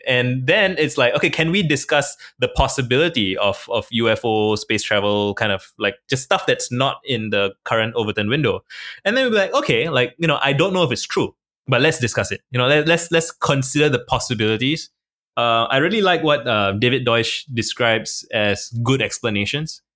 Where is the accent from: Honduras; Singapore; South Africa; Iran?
Singapore; I was born in Singapore. I'm a minority in my country